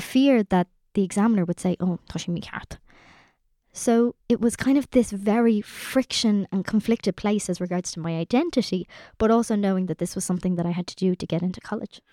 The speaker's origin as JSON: {"language": "English", "country": "Ireland", "said": "us as Irish people"}